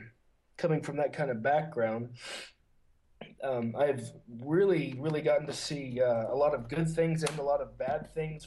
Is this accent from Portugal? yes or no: yes; Portugal; now in Barcelona, Spain; Okay. Well, I grew up in Portugal. My dad's a missionary there. He's been a church planter there for, I guess, about 26 years now.